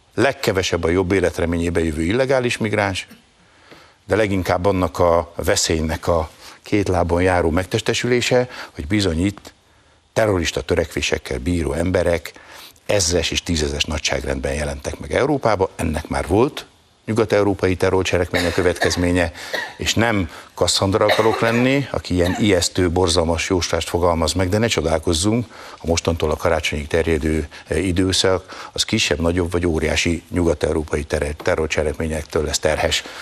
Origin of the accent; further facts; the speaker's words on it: Hungary; én személyesen magyar zsidóként